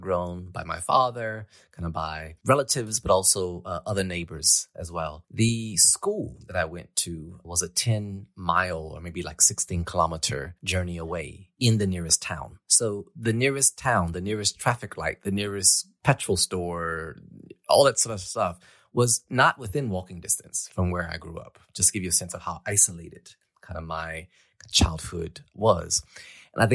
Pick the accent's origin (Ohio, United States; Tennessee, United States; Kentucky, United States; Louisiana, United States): Louisiana, United States; moved away; I grew up on a very small farm in rural Louisiana. And when I say rural, I mean, it was very rural. It was far from any kind of city, any kind of museum, from McDonald's, from a cinema, from whatever.